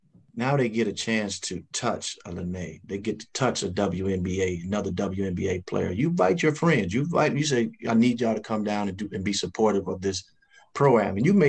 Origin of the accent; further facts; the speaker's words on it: Chicago, Illinois, United States; I'm from Chicago.